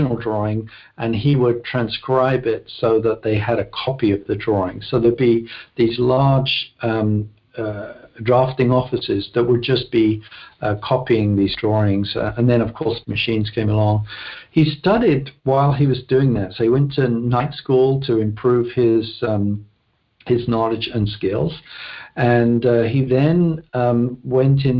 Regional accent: London, United Kingdom; moved away; Born and raised in London, West London specifically. The town was called South Harrow, which is a suburb of London

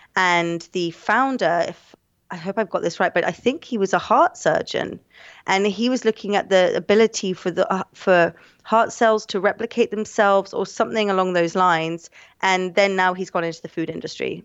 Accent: London, United Kingdom; also born or lived in Hong Kong; I'm from, um, London, London in the U K.

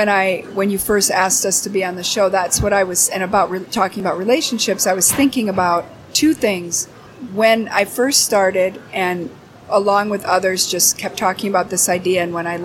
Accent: Minneapolis, Minnesota, United States; I, born and raised in Minneapolis, went all through the Minneapolis Public Schools.

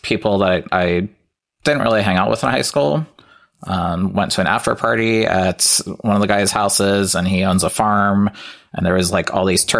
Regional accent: Lima, Ohio, United States; moved away as an adult; I don't live in Lima anymore, which is where I'm from. So about 2 hours away.

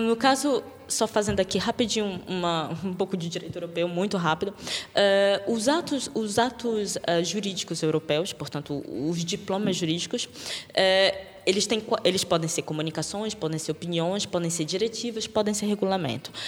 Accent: Brazil; now in Portugal; eu sou brasileira

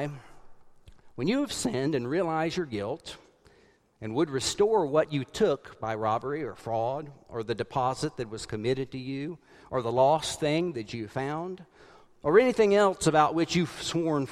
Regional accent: South Carolina, United States; growing up in the United Methodist Church in South Carolina

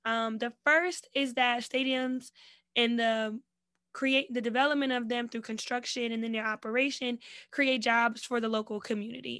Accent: New Jersey, United States; I'm from Jersey

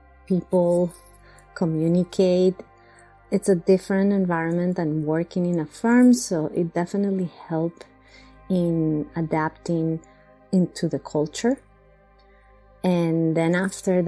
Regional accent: Bogota, Colombia; English is a second language; moved away as an adult; now in Long Island, United States; I come from Bogota, Colombia

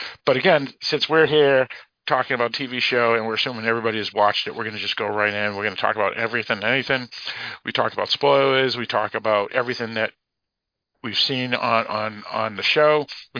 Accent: Boston, Massachusetts, United States; this is Boston, so this is freaking awesome for me, because this is my hometown.

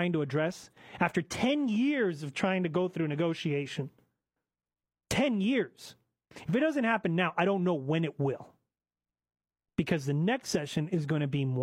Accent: United States; I'm a first generation American citizen and proud of it. I was born in the United States of America.

